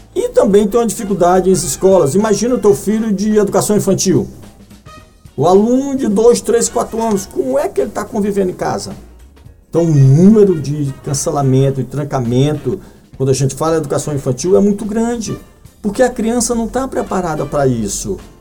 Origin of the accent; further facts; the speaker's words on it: Brazil; nós brasileiros